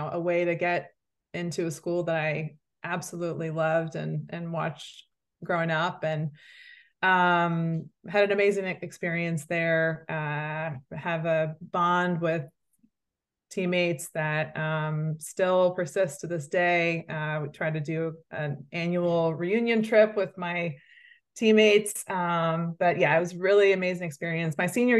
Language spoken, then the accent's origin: English; Dobbs Ferry, New York, United States; also born or lived in Briarcliff Manor, United States; Yeah, I grew up in Westchester, New York. So Dobbs Ferry first, and then Briarcliff Manor.